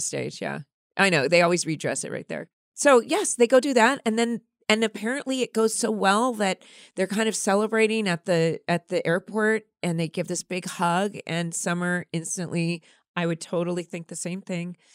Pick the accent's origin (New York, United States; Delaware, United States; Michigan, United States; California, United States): California, United States; growing up in California